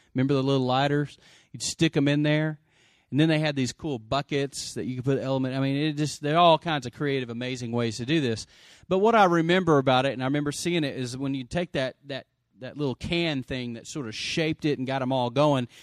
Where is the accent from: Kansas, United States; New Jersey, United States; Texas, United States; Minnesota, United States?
Texas, United States; Lubbock; I grew up in Lubbock, Texas